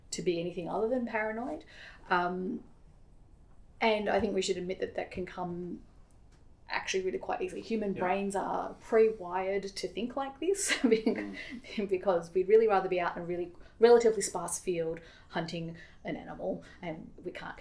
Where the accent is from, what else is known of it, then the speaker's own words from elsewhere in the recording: Australia; also born or lived in United States; as an Aussie living in the States